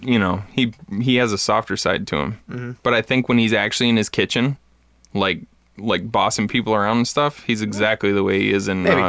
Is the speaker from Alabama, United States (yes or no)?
no; the Thumb, Michigan, United States; I grew up in the Thumb